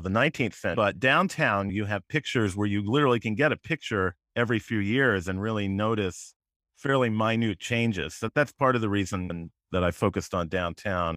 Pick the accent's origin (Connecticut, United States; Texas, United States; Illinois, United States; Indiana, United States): Connecticut, United States; West Hartford; also born or lived in Chicago; I was born in Hartford, but I grew up in West Hartford